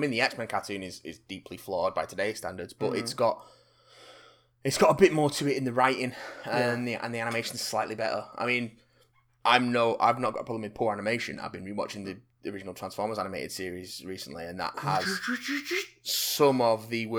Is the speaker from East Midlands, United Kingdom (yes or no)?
no; Bradford, Yorkshire and the Humber, United Kingdom; even though I'm from Bradford and sound nothing like that, so I'm honoured.